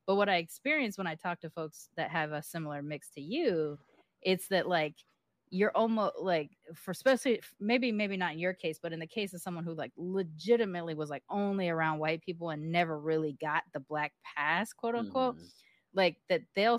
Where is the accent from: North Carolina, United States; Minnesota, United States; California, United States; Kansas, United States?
California, United States; Long Beach; accent: hood accent; when I left Long Beach. So while this is sort of my default accent now, my natural accent was a hood accent.